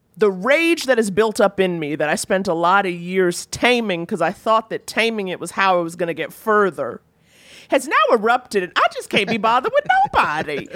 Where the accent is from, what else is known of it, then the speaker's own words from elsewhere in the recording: New York, United States; I grew up in Harlem, you know, eighties, nineties Harlem